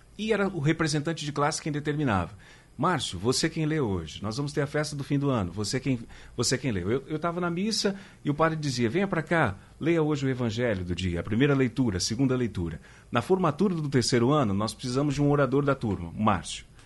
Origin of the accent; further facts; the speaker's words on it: São Paulo, Brazil; also born or lived in Minas Gerais; now in Pernambuco, Brazil; eu sou de São Paulo, estava é, em Minas e estou aqui em Pernambuco.